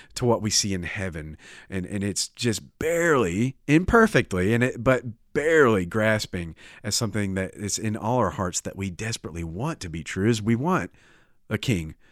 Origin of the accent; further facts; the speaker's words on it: United States; I'm American